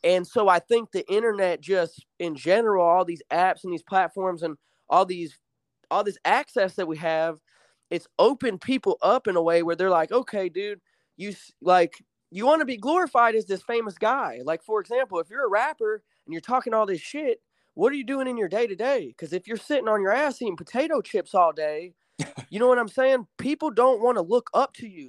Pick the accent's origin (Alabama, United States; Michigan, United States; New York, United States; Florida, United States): Alabama, United States; moved away as an adult; also born or lived in Chicago, Illinois; I was born in Illinois, but I moved to Alabama in, like, a rural town when I was, uh, when I was, like, nine or ten